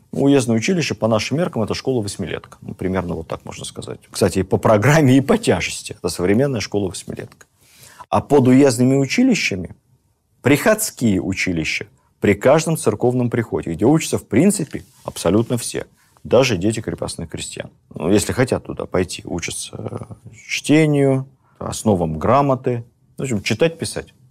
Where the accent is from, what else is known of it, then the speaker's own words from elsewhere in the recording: Moscow, Russia; как москвич